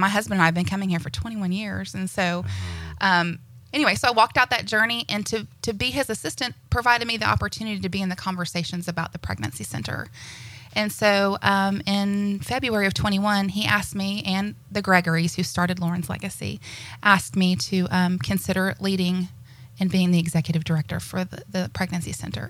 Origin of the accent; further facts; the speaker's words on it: Destin, Florida, United States; as you said. I'm from this area. I grew up in Destin. My parents moved here in the early 70s, and I've been here, oh gosh, I'll give you my age, over 47 years.